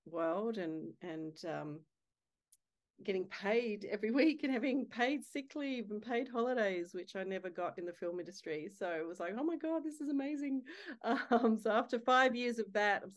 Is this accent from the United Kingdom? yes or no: no; Adelaide, South Australia, Australia; moved away as an adult; now in Sydney, Australia; I live in gorgeous Sydney, Australia, and married to my beautiful soulmate husband, Kerry Furlong. And I am originally from Adelaide